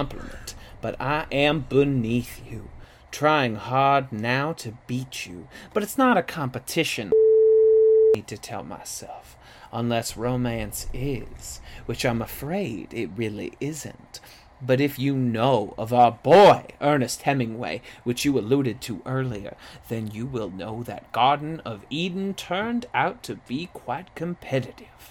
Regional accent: Guam; growing up in Guam.

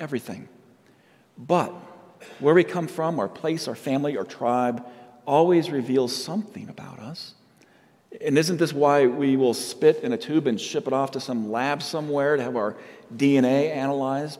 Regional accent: Yucaipa, California, United States; also born or lived in San Diego, California; now in Colorado, United States; I was raised in a little town called Yucaipa, California

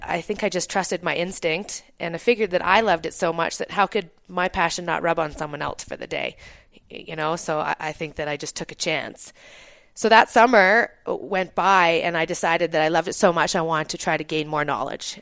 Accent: Kamloops, British Columbia, Canada; also born or lived in Texada Island, British Columbia; I was born in Kamloops, British Columbia, up in Canada, and I grew up, uh, the summer spending, um, with my family on Shuswap Lake, um, outside of Kamloops

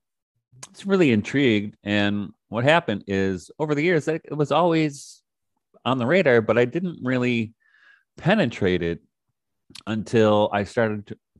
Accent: Detroit, Michigan, United States; I grew up in Detroit, started off very young as a musician

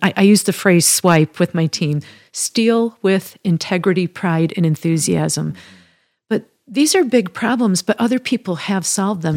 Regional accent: Midwest, United States; moved away as an adult; also born or lived in Chicago, United States / Michigan, United States; now in Colorado, United States; I'm a Midwesterner by, uh, upbringing and spent many years living in Chicago and Michigan

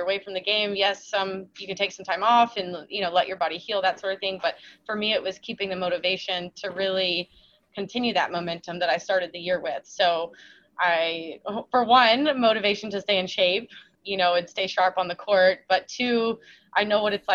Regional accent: Charleston, South Carolina, United States; moved away as an adult; also born or lived in Daniel Island, South Carolina; now in Florida, United States; my hometown, my whole family's still there

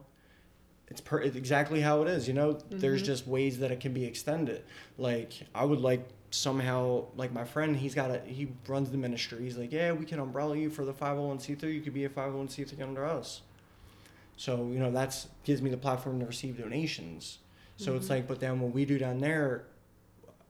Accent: Philadelphia, Pennsylvania, United States; now in York, United States; I grew up in Philly

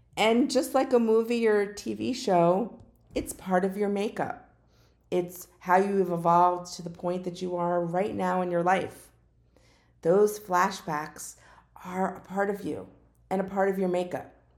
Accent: Parkland, Florida, United States; I'm from Parkland, Florida

